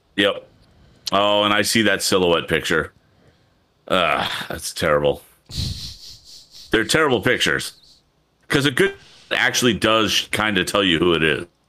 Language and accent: English; New England, United States; I am from New England